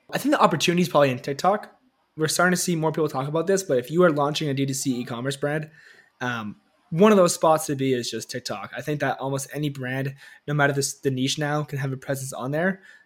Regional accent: Toronto, Ontario, Canada; I grew up here in Canada, Toronto

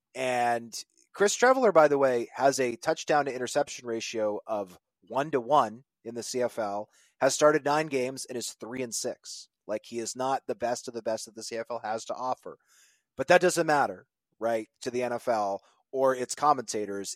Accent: Manitoba, Canada; I'm from Manitoba.

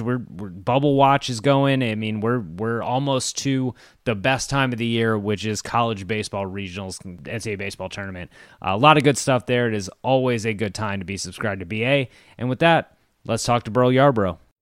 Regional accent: San Antonio, Texas, United States; my hometown San Antonio

